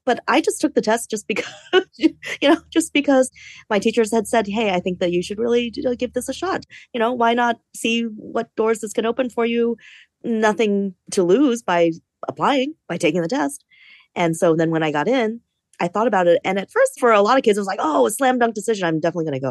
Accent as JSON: {"language": "English", "town": "Fairfax County", "region": "Virginia", "country": "United States", "tie": "born or raised there", "also_born_or_lived": "Carmel, California", "said": "I was born in Carmel, California, but I consider myself an East Coast person because I was raised in the Northern Virginia suburbs of DC"}